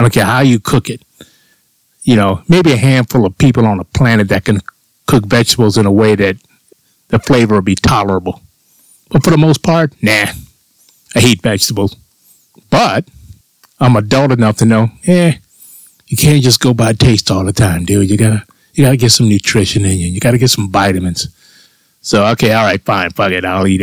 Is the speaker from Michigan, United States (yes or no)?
no; Florida, United States; when I was a child growing up in Florida.